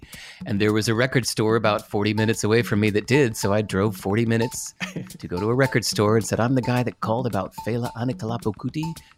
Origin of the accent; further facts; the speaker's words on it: Berkeley, California, United States; born there; I was born in Berkeley where …'s from